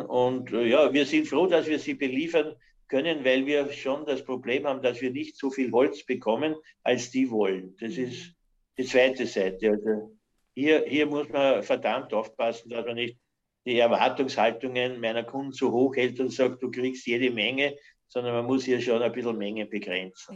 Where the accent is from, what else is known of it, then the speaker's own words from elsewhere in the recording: Hollabrunn, Lower Austria, Austria; also born or lived in United States / Canada; ich komme aus Hollerbrunn